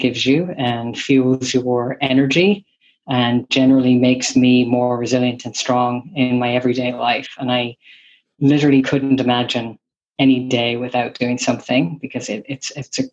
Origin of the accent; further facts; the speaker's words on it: Ireland; moved away as an adult; also born or lived in San Francisco Bay Area, United States; now in San Francisco, United States; I am originally from Ireland, and I have been here in the Bay Area, San Francisco, for the last 25 years. I moved here right after college